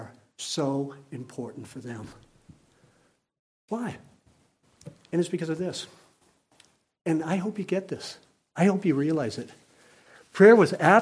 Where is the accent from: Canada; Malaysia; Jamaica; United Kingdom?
Canada; I am a Canadian citizen